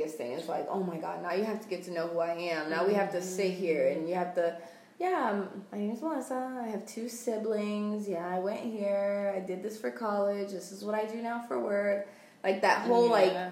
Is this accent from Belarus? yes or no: no; Puerto Rico; Puerto Rico